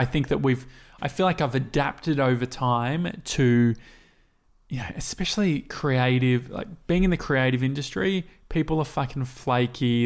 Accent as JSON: {"language": "English", "country": "Australia", "said": "we come from Australia"}